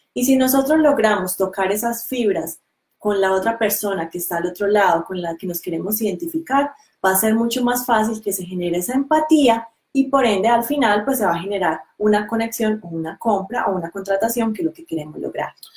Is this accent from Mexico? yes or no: no; Colombia; moved away as an adult; now in New Zealand; La razón por la que decidimos dejar Colombia era porque llevábamos un estilo de vida muy estresante.